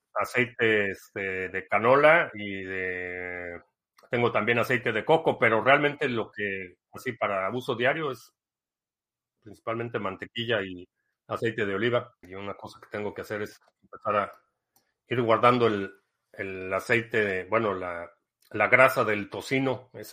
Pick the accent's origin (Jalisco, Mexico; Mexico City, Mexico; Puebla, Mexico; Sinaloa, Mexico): Mexico City, Mexico; also born or lived in Dallas, United States; now in United States; Crecí en la Ciudad de México, pero vivo ya aquí